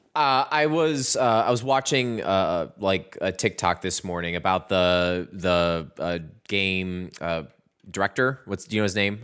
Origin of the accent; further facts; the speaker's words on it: Midwest, United States; we're from the Midwest